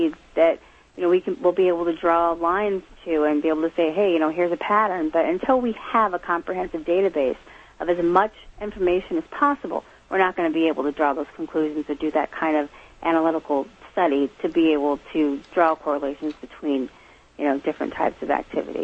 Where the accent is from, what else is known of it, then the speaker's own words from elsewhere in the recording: Midwest, United States; moved away as an adult; now in Massachusetts, United States; I was raised in the Midwest in a house with a lot of activity